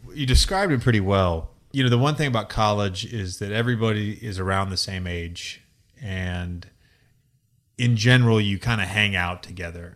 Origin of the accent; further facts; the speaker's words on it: Virginia, United States; now in Los Angeles, United States; growing up in the ACC country, growing up in Virginia